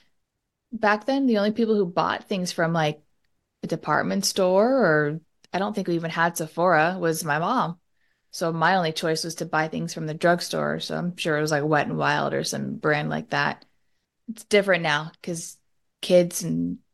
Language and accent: English; Southern California, United States; the culture we grew up in Southern California